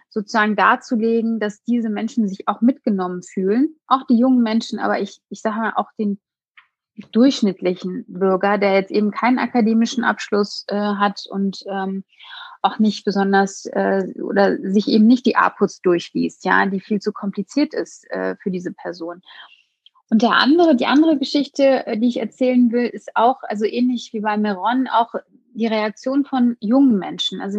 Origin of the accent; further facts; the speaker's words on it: Hagen, North Rhine-Westphalia, Germany; Ja, also in meiner Heimatstadt Hagen gibt es sehr viele unterschiedliche, auch soziale und ähm, ähm, ja, wirtschaftliche Probleme.